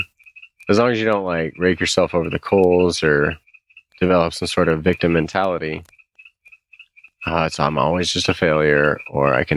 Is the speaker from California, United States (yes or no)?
yes; San Jose, California, United States; also born or lived in New England; I was born in San Jose